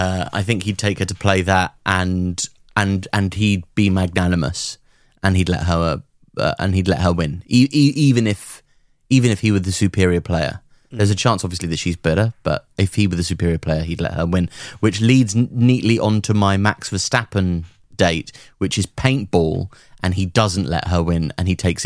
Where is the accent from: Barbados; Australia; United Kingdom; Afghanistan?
Australia; Nah, mate. You got your neckers in a twist about my voice, but I'm fucking Aussie.